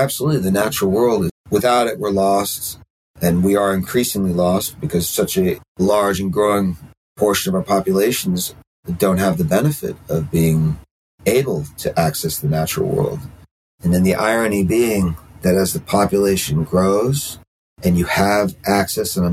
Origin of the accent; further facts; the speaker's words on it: Brooklyn, New York, United States; now in Catskill Mountains, United States; I grew up in Brooklyn. I grew up like hardcore urban, you know, riding subways when I was like seven or something